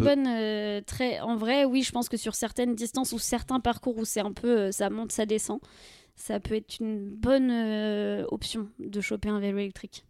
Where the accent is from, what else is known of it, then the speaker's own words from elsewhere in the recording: Deux-Sèvres, Nouvelle-Aquitaine, France; moi je viens des Deux-Sèvres